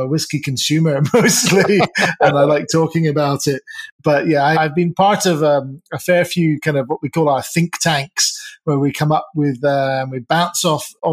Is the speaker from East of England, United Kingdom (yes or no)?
no; Edinburgh, Scotland, United Kingdom; moved away as an adult; also born or lived in St Andrews; now in Dallas, United States; born and raised in Edinburgh